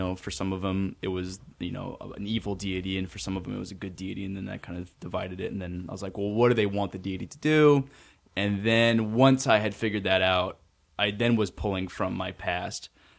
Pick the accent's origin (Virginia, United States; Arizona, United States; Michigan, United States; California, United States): Arizona, United States; Tempe; I'm just getting going at this. My hometown is Tempe, Arizona, and I am on a mission to entertain.